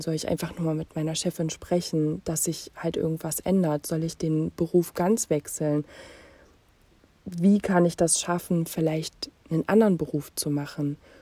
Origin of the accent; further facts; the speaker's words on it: Jena, Thuringia, Germany; Ich bin in Jena geboren und aufgewachsen